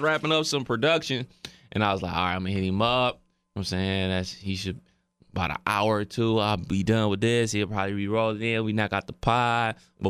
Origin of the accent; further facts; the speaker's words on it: Cleveland, Ohio, United States; I'm from Cleveland.